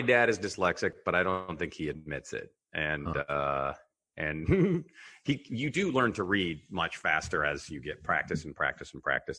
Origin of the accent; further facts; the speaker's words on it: Mercer Island, Washington, United States; also born or lived in Rome, Italy; we grew up on Mercer Island.